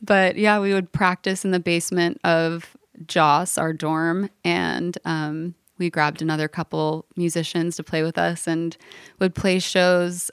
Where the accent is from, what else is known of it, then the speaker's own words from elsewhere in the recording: Los Angeles, California, United States; moved away as an adult; also born or lived in New York / Nashville; I grew up right in the heart of L A in a neighborhood called Brookside that's kind of just south of Hancock Park